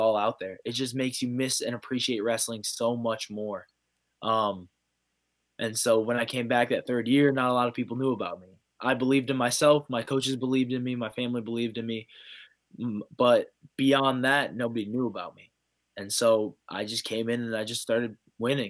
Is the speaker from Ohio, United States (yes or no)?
yes; Ohio, United States; Ohio's wrestling is, that a good majority of us are making it to that Division I level. It's so much fun growing up in an environment like